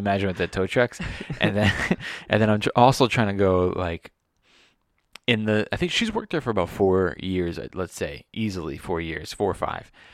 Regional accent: Los Angeles, California, United States; I grew up here in Sherman Oaks

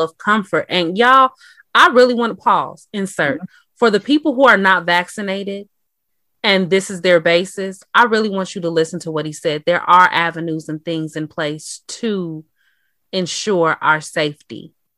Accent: Chicago, Illinois, United States; also born or lived in Matteson, Illinois; And I uh I was on the south side, you know, that's where I was born and raised.

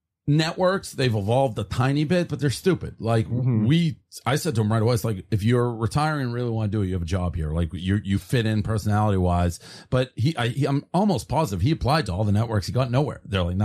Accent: Boston, Massachusetts, United States; when I grew up in Boston, that's when he was just locally in Boston.

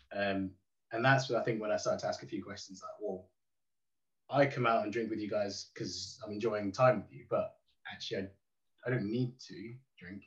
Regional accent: Derby, East Midlands, United Kingdom; I'm from Derby.

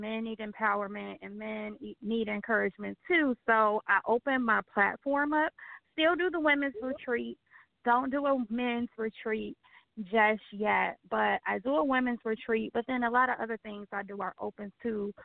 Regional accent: Chicago, Illinois, United States; I'm born and raised in Chicago, Illinois

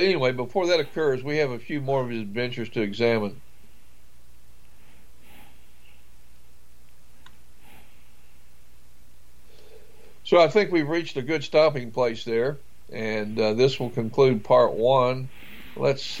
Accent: St. Albans, West Virginia, United States; I grew up in Kanawha County and graduated from high school, a little town of St. Albans there in that county

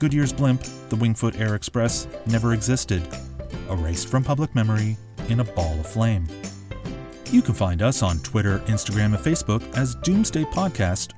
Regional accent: Toronto, Ontario, Canada; my hometown

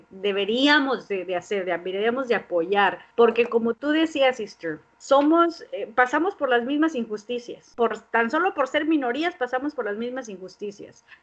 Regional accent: Mexico; Entonces, eh, yo como mexicana les dije, yo apoyo esa causa.

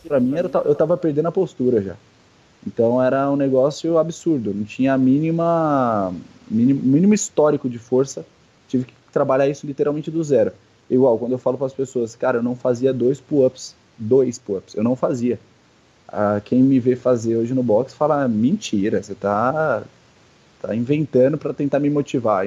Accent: São Paulo, Brazil; now in Indaiatuba, Brazil; eu sou de São Paulo

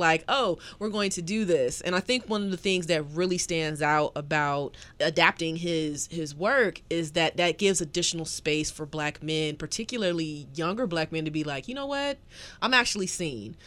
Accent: the South, United States; a Southerner

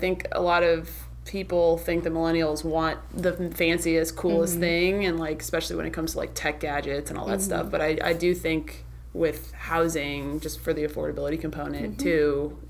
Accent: Midwest, United States; now in California, United States; I'm from the Midwest, and so when I came out to California, where everything is new

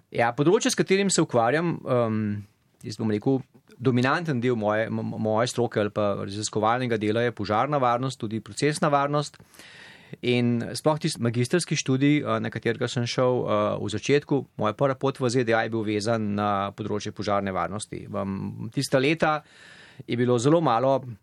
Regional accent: Slovenia; moved away as an adult; now in United States; sem iz Slovenije

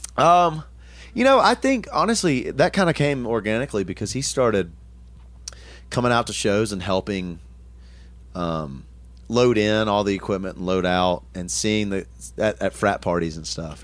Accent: Tullahoma, Tennessee, United States; I grew up in, in Middle Tennessee. Um, Tullahoma, Tennessee was the town

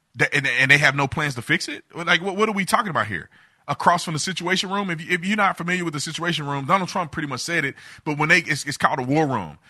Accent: United States; I'm an American

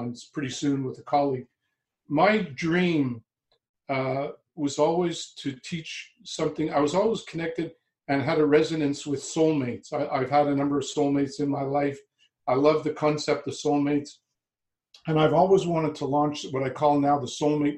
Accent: Montreal, Quebec, Canada; also born or lived in Vancouver, Canada; now in Toronto, Canada; I was born in Montreal in Canada and lived for the last 25 years in Vancouver.

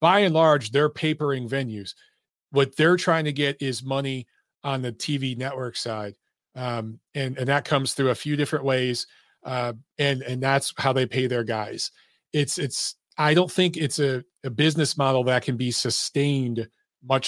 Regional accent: United States; as an American

